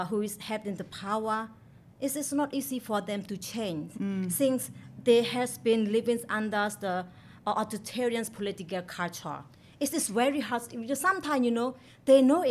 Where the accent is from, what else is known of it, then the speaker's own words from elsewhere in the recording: Mon State, Myanmar; English is a second language; I come from Mon State in Myanmar. My hometown is located in a small island in the northern